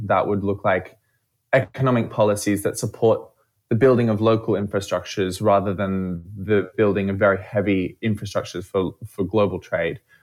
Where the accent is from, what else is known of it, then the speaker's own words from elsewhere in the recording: Australia; I'm from Australia, as you might hear